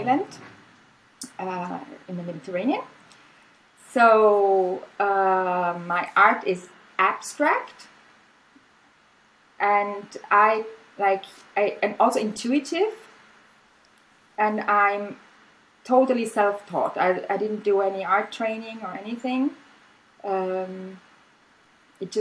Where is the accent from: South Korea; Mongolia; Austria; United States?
Austria; first language German; English is a second language; moved away as an adult; now in Spain; I teach German, which is like my native language. It's the language we speak in Austria. We speak German.